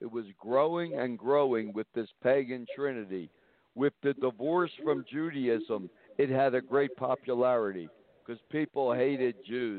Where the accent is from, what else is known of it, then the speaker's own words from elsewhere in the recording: New York, United States; moved away as an adult; also born or lived in Philadelphia / Michigan; now in Montana, United States; I'm from New York State.